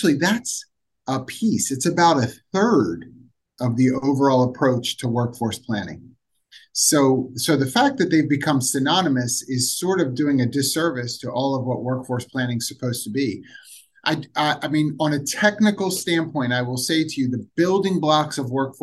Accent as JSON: {"language": "English", "town": "Philadelphia", "region": "Pennsylvania", "country": "United States", "said": "I'm from Philadelphia"}